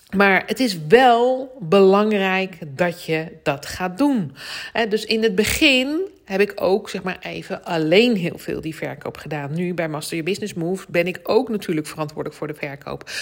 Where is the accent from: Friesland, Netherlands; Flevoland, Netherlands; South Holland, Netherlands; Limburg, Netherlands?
South Holland, Netherlands; The Hague; accent: Haags; mijn Haagse accent